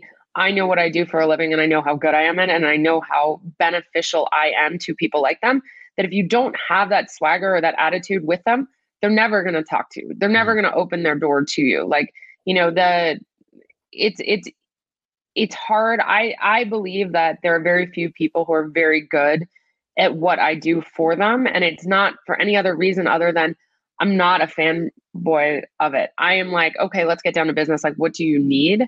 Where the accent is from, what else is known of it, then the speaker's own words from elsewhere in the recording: New Jersey, United States; growing up in New Jersey, going to a school where soccer was a big deal